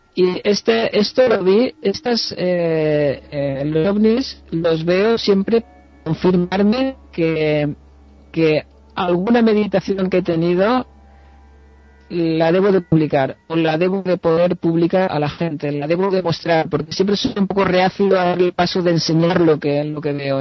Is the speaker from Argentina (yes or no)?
no; Dénia, Valencian Community, Spain; now in Amsterdam, Netherlands; yo vengo de Denia, eh, intento ir a Denia la vez que puedo, en Alicante